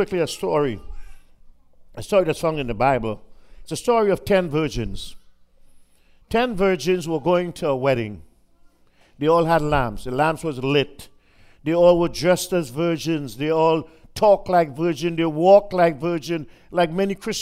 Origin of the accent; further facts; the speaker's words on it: Trinidad & Tobago; moved away; I was in back in my home country of Trinidad